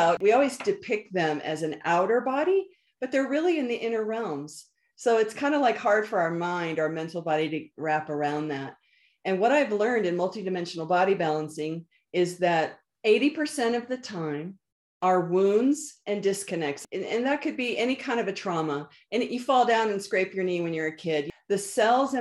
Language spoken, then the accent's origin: English; Northern Virginia, United States; moved away; I was from Northern Virginia, the East Coast